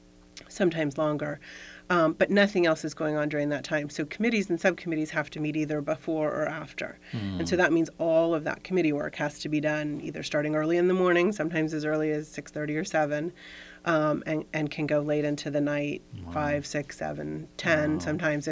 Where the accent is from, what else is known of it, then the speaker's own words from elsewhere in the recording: Florida, United States; moved away as an adult; now in Fairfax County, United States; I'm from Florida originally, when I was in high school